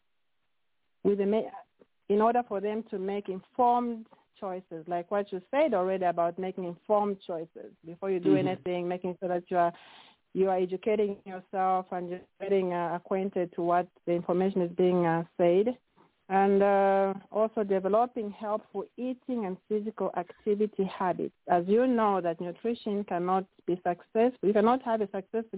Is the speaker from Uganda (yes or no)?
no; Zambia; now in United States; as we come from Zambia